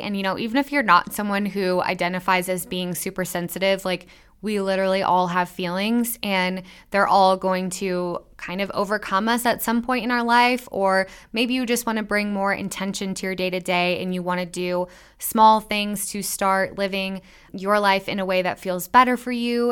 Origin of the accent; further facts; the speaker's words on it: Midwest, United States; I'm from the Midwest, and we have some gnarly winters